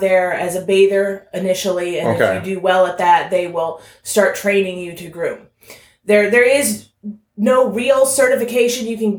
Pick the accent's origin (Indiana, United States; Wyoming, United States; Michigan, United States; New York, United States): Indiana, United States; Alexandria; also born or lived in Plymouth, Indiana; Well, I actually am from Alexandria, Indiana.